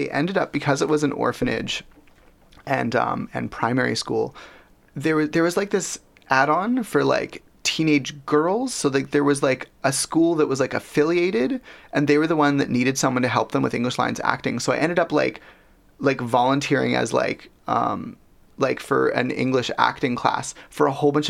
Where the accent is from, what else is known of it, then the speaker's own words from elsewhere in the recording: Canada; But also I was raised in Canada. I was born in Canada.